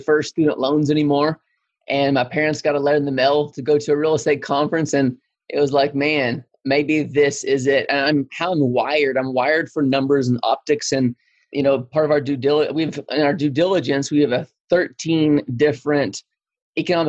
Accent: Lubbock, Texas, United States; I am born and raised in Lubbock, Texas.

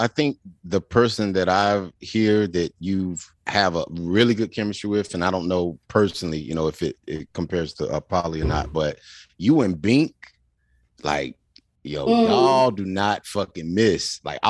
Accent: North Carolina, United States; I'm from North Carolina.

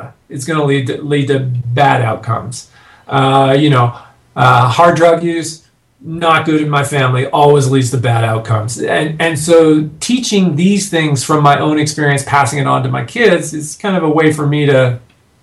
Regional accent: Canada; now in United States; I'm a Canadian living in the States now

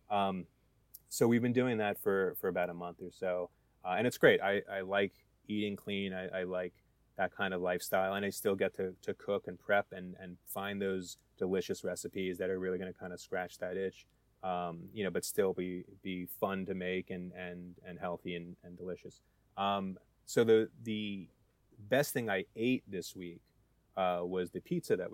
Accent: New Jersey, United States; I'm I'm from New Jersey

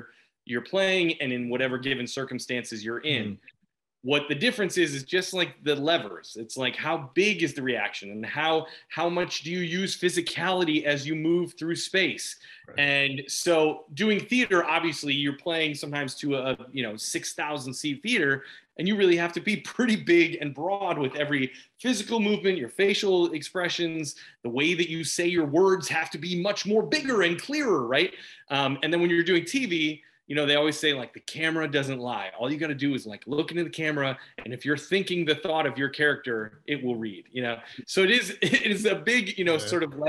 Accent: Carol Stream, Illinois, United States; I grew up in Carroll Stream, which is only about 30 minutes west of the city

